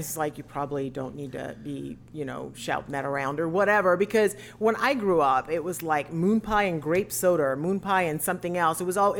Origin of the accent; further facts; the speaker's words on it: South Carolina, United States; now in Florida, United States; I'm from South Carolina